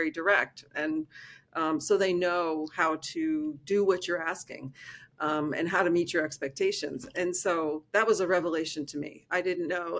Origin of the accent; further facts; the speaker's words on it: East Coast of the United States, United States; I grew up on the East Coast of the United States